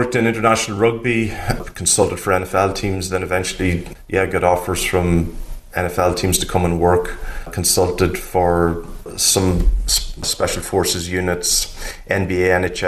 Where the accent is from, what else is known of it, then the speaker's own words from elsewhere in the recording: Ireland; I'm Irish. I grew up in Ireland during the 80s